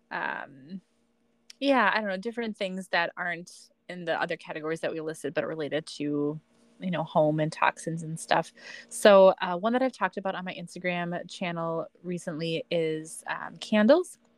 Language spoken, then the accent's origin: English; Midwest, United States; I'm from the Midwest, everybody.